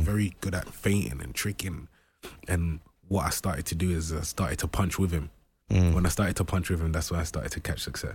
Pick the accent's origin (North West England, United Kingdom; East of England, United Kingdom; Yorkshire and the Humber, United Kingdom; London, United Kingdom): London, United Kingdom; when I was growing up in Brixton, there was a lot of gang violence